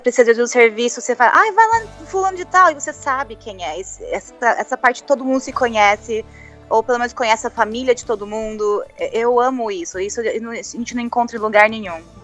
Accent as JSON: {"language": "Portuguese", "town": "Tatuí", "region": "São Paulo", "country": "Brazil", "moved": "as an adult", "lives_now": "United States", "said": "eu saí do Brasil, foi para vir para cá para estudar"}